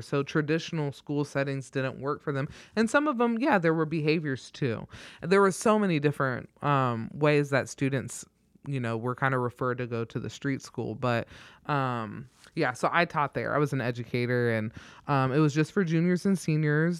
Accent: Troy, Ohio, United States; moved away as an adult; now in Omaha, United States; was born and raised in Troy

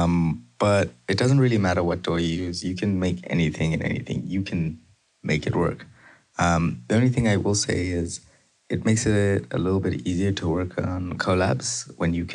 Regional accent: Zimbabwe; now in Canada; I was born in Zimbabwe, but I've been living in Canada for almost the last decade, last 9 years

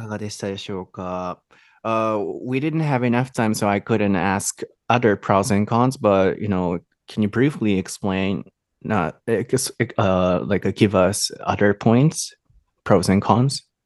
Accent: Japan; we Japanese

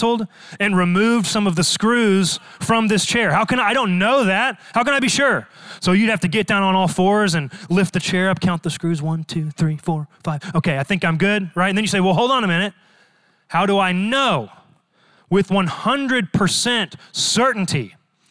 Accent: Dallas, Texas, United States; Born and raised in Dallas, Texas

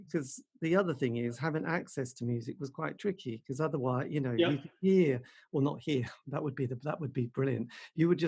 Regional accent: East Anglia, East of England, United Kingdom; more from the East Anglian country region

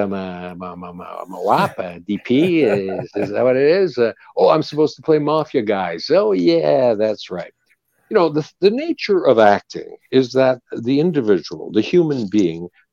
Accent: Canada; when I grew up, there was the Dominion of Canada

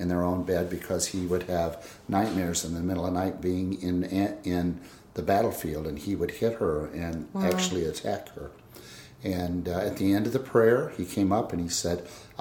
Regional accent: Illinois, United States; now in Pennsylvania, United States; I am originally from Illinois, but I currently live in Pennsylvania

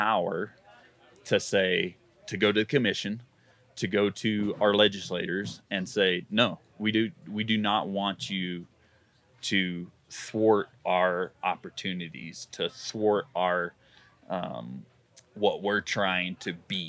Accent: Georgia, United States; moved away as an adult; now in Colorado, United States; I moved here from Georgia 13 years ago.

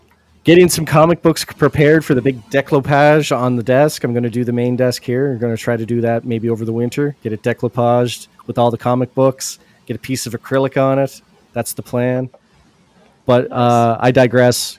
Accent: Canada; because we're Canadian

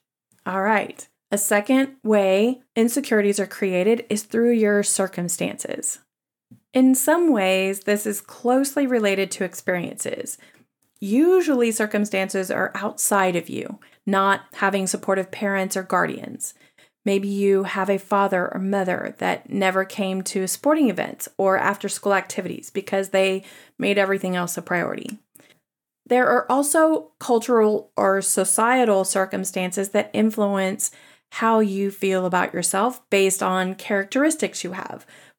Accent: the South, United States; accent: Southern; I question the implication that being a Southerner with an accent makes someone less intelligent than someone else without a Southern accent.

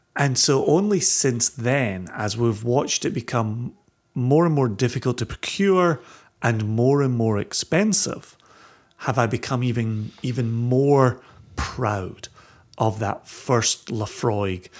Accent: Ayrshire, Scotland, United Kingdom; growing up in Ayrshire

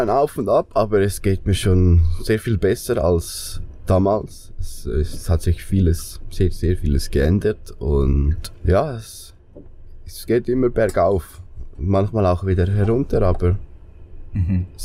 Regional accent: Glarus, Switzerland; now in Solothurn, Switzerland; Ich komme aus Glarus. Das ist äh, ein sehr kleiner Kanton in der Schweiz

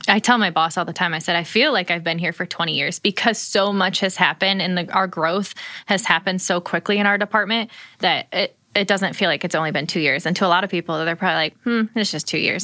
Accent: Ohio, United States; moved away; I grew up in Ohio

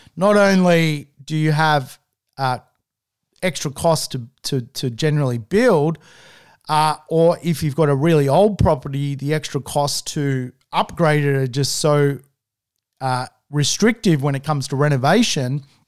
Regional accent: Manly, New South Wales, Australia

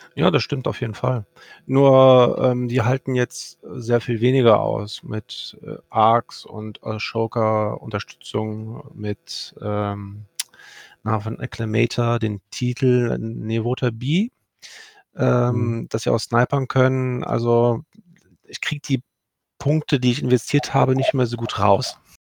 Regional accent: Cologne, North Rhine-Westphalia, Germany; bin in gebürtiger Kölner und wohnhaft in Köln

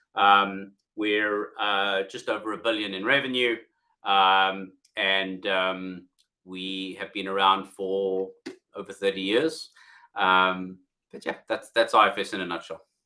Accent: South Africa; accent: South African; moved away as an adult; now in United Kingdom; originally from South Africa, as you can hear from my accent, although I've been in the UK now for um, 12 years

